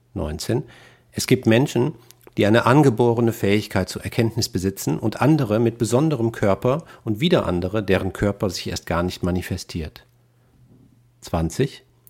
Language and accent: German; Rhineland, Germany; also born or lived in Westphalia; Als Rheinländer mit westfälischem Migrationshintergrund